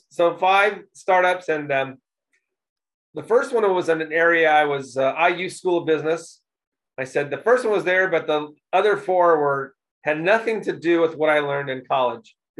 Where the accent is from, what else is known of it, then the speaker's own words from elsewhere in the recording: Indianapolis, Indiana, United States; also born or lived in New York City / Texas / California; I was born here in Indianapolis, but um, I've lived in other places like uh, New York City and Texas and a little bit in California